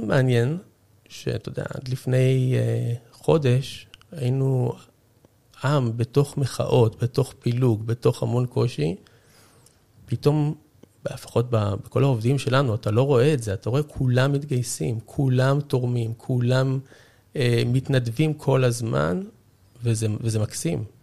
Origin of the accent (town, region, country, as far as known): Israel